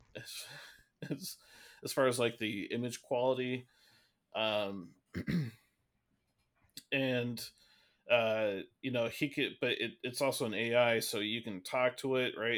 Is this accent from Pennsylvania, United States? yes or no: no; Seattle, Washington, United States; we're from Seattle